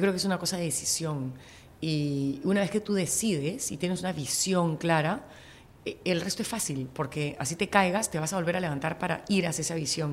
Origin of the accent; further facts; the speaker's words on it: Peru; vengo de Perú